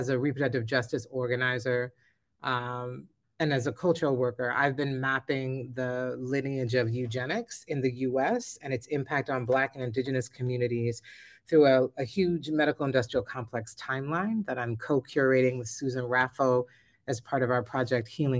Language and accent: English; Philadelphia, Pennsylvania, United States; I was born in 1970 in Philadelphia